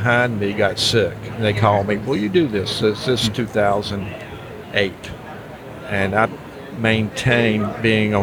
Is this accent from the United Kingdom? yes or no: no; Rock Hill, South Carolina, United States; I'm from Rock Hill, South Carolina, northern South Carolina, right below